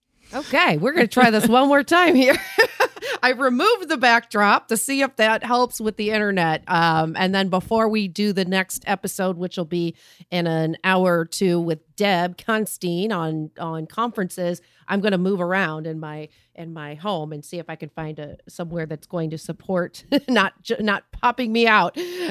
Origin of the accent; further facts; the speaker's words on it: Missouri, United States; Hey, I'm from Missouri. I'm in St. Louis right now.